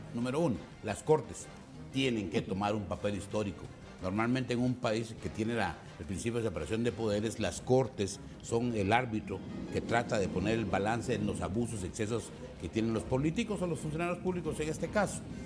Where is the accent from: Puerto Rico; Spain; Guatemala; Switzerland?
Guatemala; las necesidades que tenemos como guatemaltecos